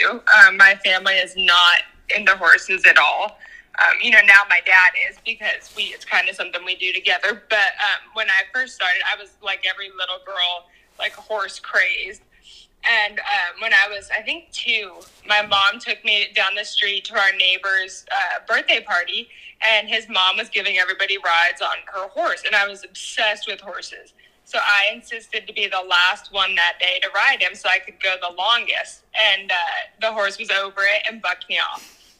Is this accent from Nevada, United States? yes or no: yes; Washoe Valley, Nevada, United States; I'm from Washoe Valley, Nevada. It's just outside of Reno